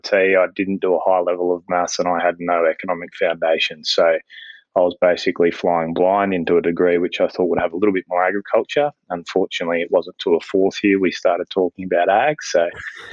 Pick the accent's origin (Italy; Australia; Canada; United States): Australia; Forbes, New South Wales; The family farm that we lived at originally, where I grew up, I was born in Forbes, but grew up out there